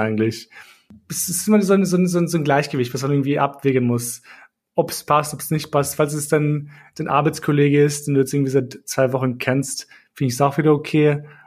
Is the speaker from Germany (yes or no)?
no; Austria; also born or lived in Kosovo; ich bin mit drei Jahren, ich sage halt hergezogen, wobei wir sind halt geflohen vom Krieg. Aber mhm. ähm, ich bin halt hier aufgewachsen